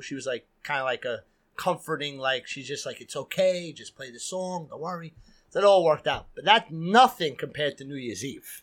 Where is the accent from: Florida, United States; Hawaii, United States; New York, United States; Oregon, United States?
New York, United States; New York City; growing up in Queens